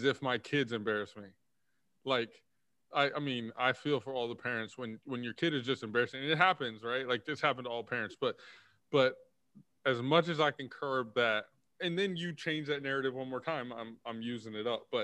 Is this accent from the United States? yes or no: yes; Texas, United States; I'm from Texas